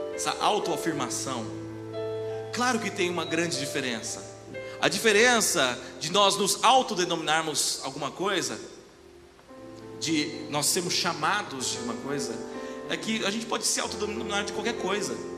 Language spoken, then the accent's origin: Portuguese; Brazil; aqui no Brasil eu sou japonês, né? Ou japonês. E se eu for lá pro Japão, os caras vão falar, ô brasileiro. Sou brasileiro